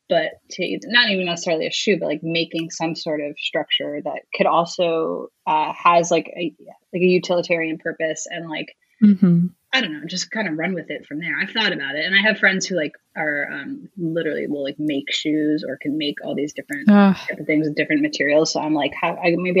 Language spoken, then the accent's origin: English; New York, United States; moved away as an adult; now in Los Angeles, United States; I'm a New Yorker, so I love like pizza and bagels